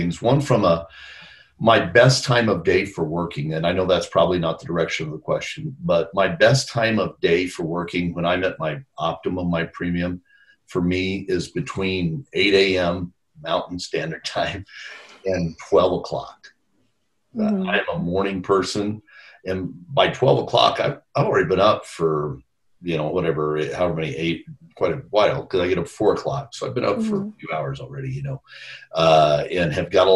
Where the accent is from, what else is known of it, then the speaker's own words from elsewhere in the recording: El Paso, Texas, United States; I grew up in El Paso, went to a high school here in El Paso